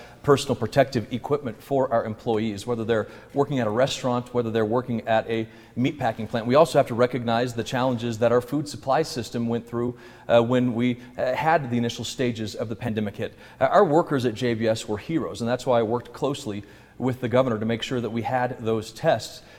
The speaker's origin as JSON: {"language": "English", "region": "Colorado", "country": "United States", "tie": "born or raised there"}